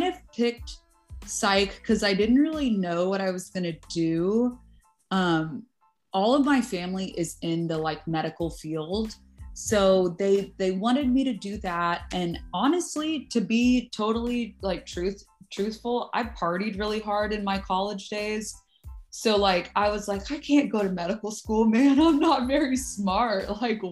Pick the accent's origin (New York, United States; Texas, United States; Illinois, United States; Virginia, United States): Texas, United States; Dallas; now in Temple, United States; I am from Dallas